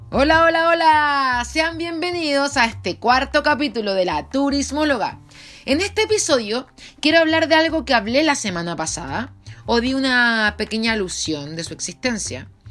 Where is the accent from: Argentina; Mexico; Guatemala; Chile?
Chile; yo soy chilena porque mis antepasados eran chilenos